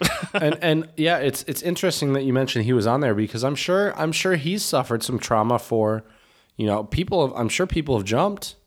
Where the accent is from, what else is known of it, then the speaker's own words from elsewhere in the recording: United States; moved away as an adult; now in Czech Republic; an American living in the Czech Republic.